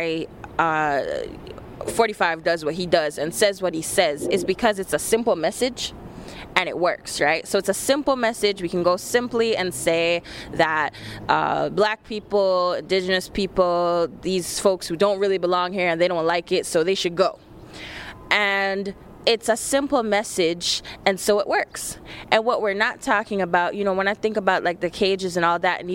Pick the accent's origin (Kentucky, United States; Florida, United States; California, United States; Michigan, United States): Michigan, United States; Detroit; My home is Detroit, Michigan. I'm born and raised in Detroit, Michigan.